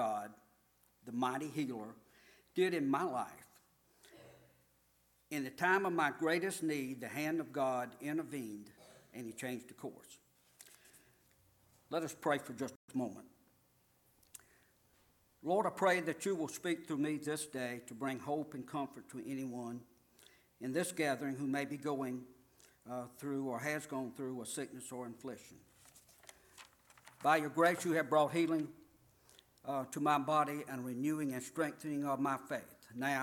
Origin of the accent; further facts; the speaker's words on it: United States; I was born and raised in the Puddin' Swamp area of this community